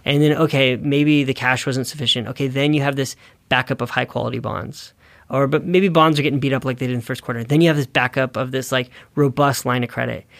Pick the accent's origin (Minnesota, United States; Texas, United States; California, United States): California, United States; Northern; growing up in Northern California and seeing some of those damages in my hometown